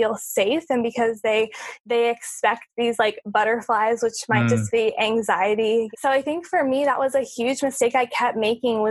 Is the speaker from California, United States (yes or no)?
yes; California, United States; moved away as an adult; also born or lived in Orlando, Florida; now in Hawaii, United States; I'm from California. I grew up there.